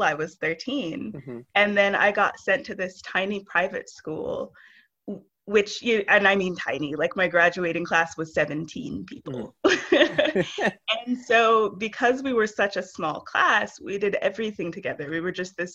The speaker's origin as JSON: {"language": "English", "country": "United States", "tie": "born or raised there", "said": "I am the American-born daughter of Nigerian immigrants"}